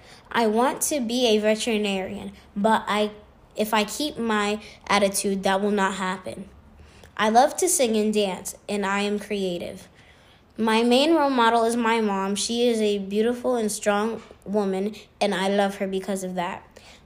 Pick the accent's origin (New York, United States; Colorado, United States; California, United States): New York, United States; New York City; also born or lived in Manhattan; I am a black and Puerto Rican 10-year-old. I was born in Manhattan and raised in the Bronx.